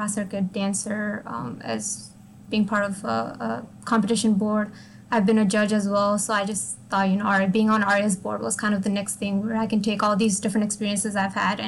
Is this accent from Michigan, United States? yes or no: no; Virginia, United States; I'm from Virginia